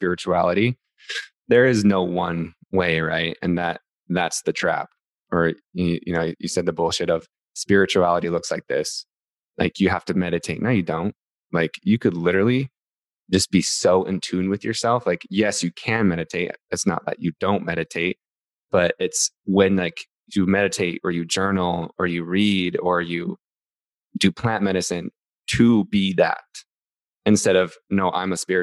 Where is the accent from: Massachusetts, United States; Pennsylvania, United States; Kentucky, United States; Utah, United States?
Utah, United States; I grew up in Utah, so I grew up Mormon